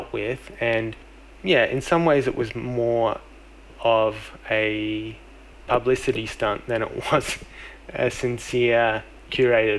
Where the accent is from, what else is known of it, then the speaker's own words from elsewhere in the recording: Melbourne, Victoria, Australia; my hometown of Melbourne